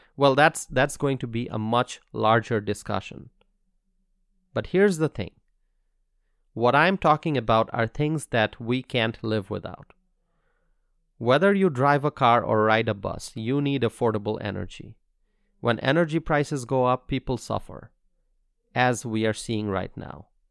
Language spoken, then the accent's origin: English; Bangladesh; now in Wisconsin, United States; In Bangladesh, where I'm originally from